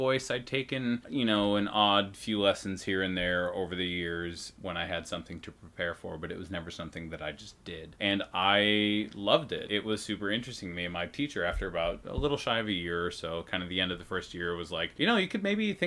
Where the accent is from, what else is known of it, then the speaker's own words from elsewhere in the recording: Edina, Minnesota, United States; I grew up in Edina, Minnesota. It's a suburb of Minneapolis